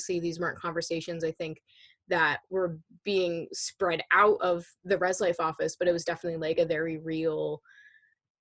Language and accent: English; New Hampshire, United States; New Hampshire around my hometown